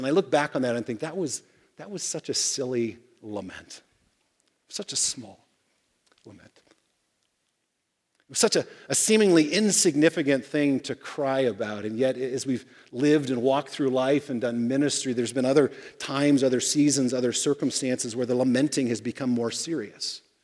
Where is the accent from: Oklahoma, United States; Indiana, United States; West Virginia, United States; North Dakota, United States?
Indiana, United States; Fort Wayne; I grew up in Fort Wayne, Indiana